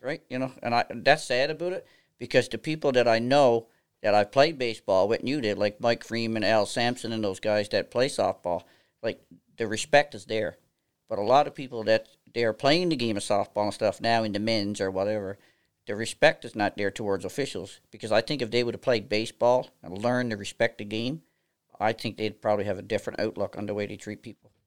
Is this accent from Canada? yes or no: yes; near Stephenville, Port au Port Peninsula, Newfoundland and Labrador, Canada; accent: East Coast of Canada; moved away as an adult; now in Nova Scotia, Canada; I'm originally from a small town, uh, out, uh, in Stephenville on the Port of Port Peninsula, a place called Lord's